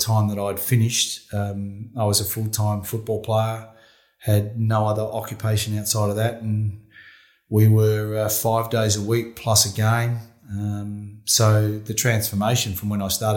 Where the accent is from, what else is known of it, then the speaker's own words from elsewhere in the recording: Warrnambool, Victoria, Australia; also born or lived in New Zealand; spent 14 years growing up in Warrnambool. It was a great place to grow up and I had a really good childhood